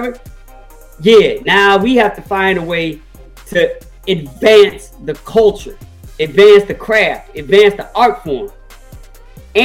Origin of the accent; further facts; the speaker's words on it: Chicago, Illinois, United States; I'm from Chicago